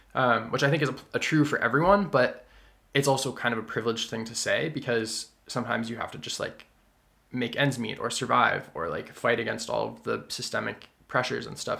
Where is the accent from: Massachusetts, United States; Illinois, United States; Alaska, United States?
Massachusetts, United States; the Berkshires; growing up in the Berkshires, being 75% white, partially Asian